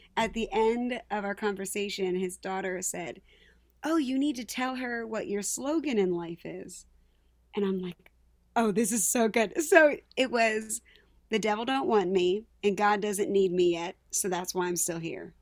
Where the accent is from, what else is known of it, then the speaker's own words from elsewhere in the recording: Palmyra, United States; I was born and raised in Palmyra, graduated in 2013.